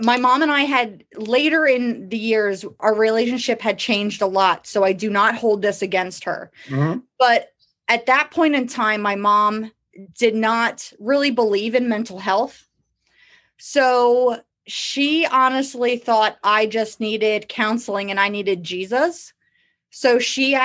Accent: Lititz, Pennsylvania, United States; I grew up in Lititz, Pennsylvania, which when I was growing up was a small town

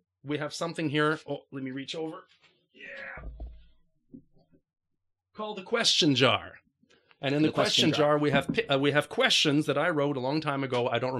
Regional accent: California, United States; I'm from California.

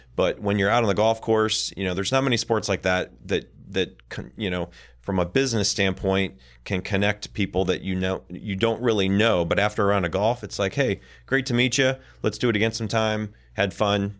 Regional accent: Michigan, United States; I worked at a lot of golf courses growing up in Michigan

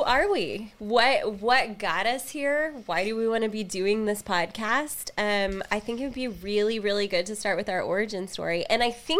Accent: Texas, United States; we are from Texas, in Texas, and proud of it

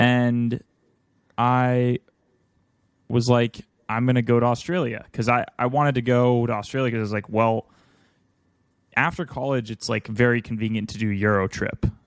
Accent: United States; I'm from America

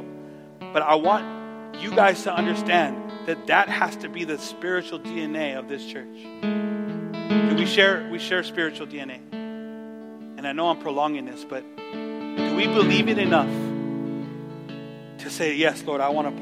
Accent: Los Angeles, California, United States; I'm from East

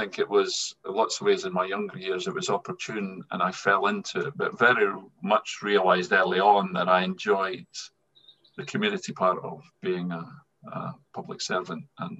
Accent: Scotland, United Kingdom; accent: Scottish; moved away as an adult; also born or lived in England / Wales; now in Edinburgh, United Kingdom; I'm pretty much very Scottish, as you can hear from my accent. So I've spent the vast majority of my career down south in England and Wales. I always said that I would never come back to Scotland because I enjoy living in England and Wales

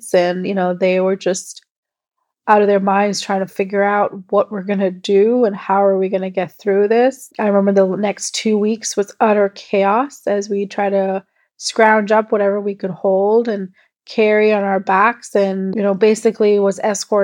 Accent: Kuwait; I was born and brought up in Kuwait in the Middle East

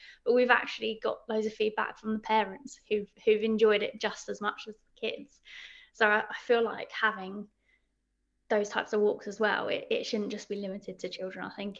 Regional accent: Crystal Palace, London, United Kingdom; Because I'm actually from Crystal Palace, so the Crystal Palace walks are my favourite local walks as well to do, because I can walk to Dulwich and I can also walk to Forest Hill and Sydenham

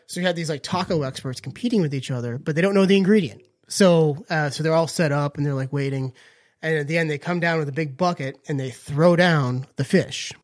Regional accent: Northern Virginia, United States; now in Outer Banks, United States; I grew up in Northern Virginia, and there is a town called Clifton

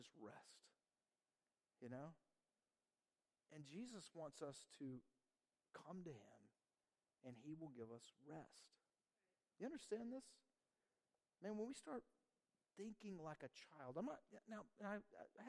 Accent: Georgia, United States; moved away; we're from Georgia

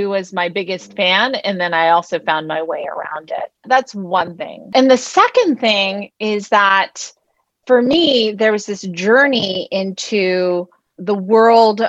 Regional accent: Palo Alto, California, United States; moved away; I'm from Palo Alto

